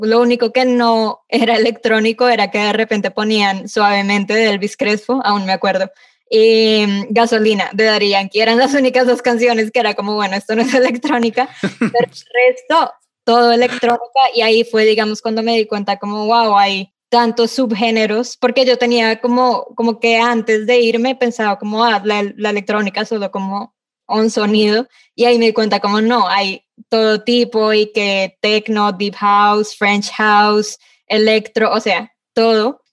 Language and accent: Spanish; Colombia; como colombiana